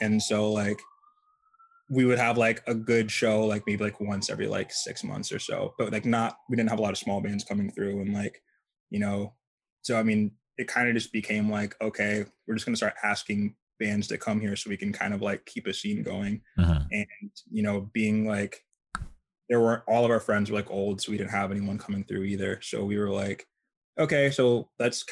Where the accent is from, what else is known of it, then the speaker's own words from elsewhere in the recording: Columbus, Ohio, United States; moved away as an adult; also born or lived in Rochester, New York; now in New York, United States; I'm originally from upstate New York and Rochester, but I grew up in Columbus, Ohio.